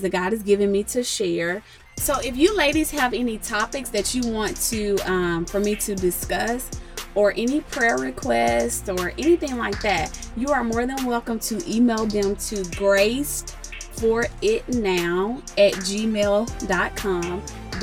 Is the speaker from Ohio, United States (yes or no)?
no; Jackson, Tennessee, United States; moved away as an adult; now in Charlotte, United States; I actually was born and raised in Jackson, Tennessee